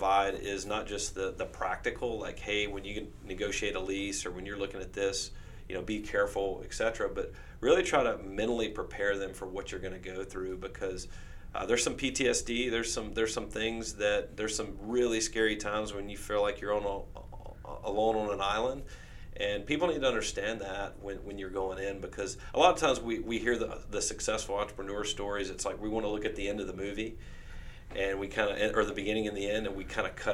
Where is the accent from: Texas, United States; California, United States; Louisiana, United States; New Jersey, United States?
Louisiana, United States; Winfield; now in Shreveport, United States; I'm originally from Winfield, Central Louisiana. My family's been there